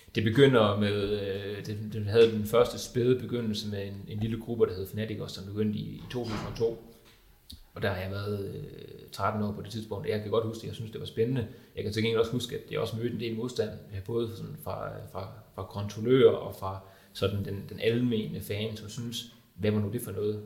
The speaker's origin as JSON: {"language": "Danish", "town": "Viborg", "region": "Central Denmark Region", "country": "Denmark", "said": "som viborgenser ved jeg, at jeg er midtjyde"}